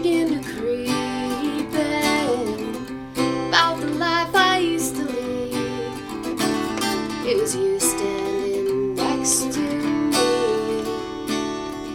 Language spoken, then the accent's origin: English; Midwest, United States; also born or lived in Indiana / Minnesota / Iowa; So I was raised in the Midwest